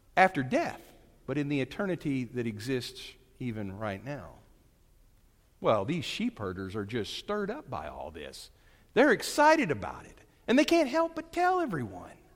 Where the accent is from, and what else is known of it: Brentwood or Winslow, Northwest Arkansas, United States; also born or lived in Texas